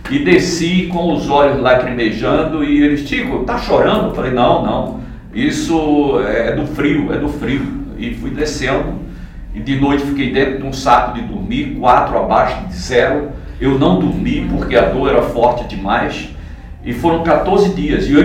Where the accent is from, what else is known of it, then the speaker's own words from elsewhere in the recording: Northeast Region, Brazil; accent: nordestino; cheguei à conclusão que eu seria sempre … com meu sotaque é, nordestino, sem ter que imitar ninguém.